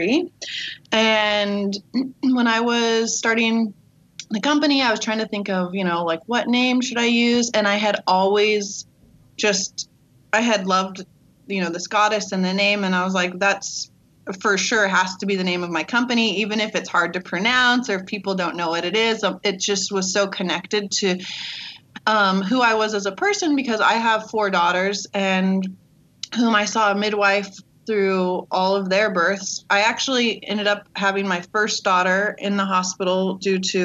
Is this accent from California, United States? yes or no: yes; Redlands, California, United States; I'm from Redlands, California